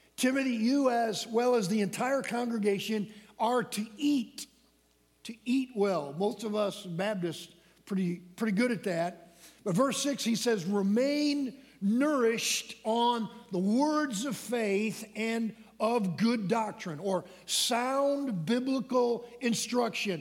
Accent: Michigan, United States; When I was a small boy growing up in Michigan

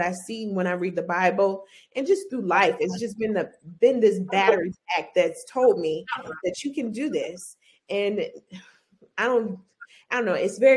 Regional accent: Orangeburg, South Carolina, United States; I'm from Orangeburg, South Carolina, from the blackity blackest town in South Carolina.

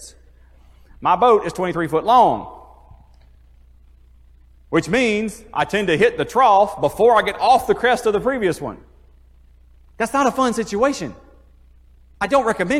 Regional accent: Iuka, Mississippi, United States; I grew up in Iuka, so I was on the water my whole life.

